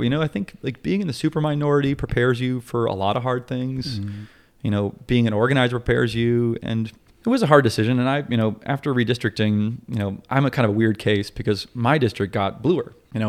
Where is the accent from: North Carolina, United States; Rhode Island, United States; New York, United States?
North Carolina, United States; Asheville; But, you know, I grew up out in Asheville. I grew up actually outside Asheville in the country.